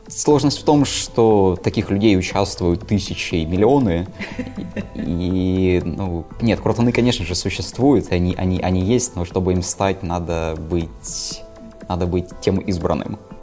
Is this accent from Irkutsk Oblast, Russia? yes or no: no; Izhevsk, Udmurtia, Russia; moved away as an adult; now in Saint Petersburg, Russia; я родом из Ижевска, но, наверное, шестой или седьмой год живу в Санкт-Петербурге